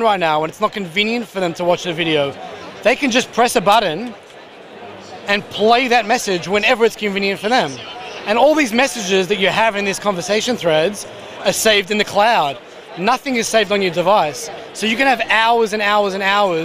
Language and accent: English; Australia; now in Israel; I'm from Australia originally.